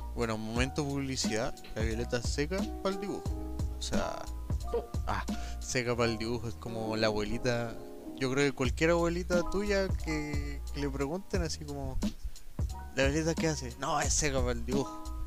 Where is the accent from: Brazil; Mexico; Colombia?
Colombia; now in Chile; Soy colombiano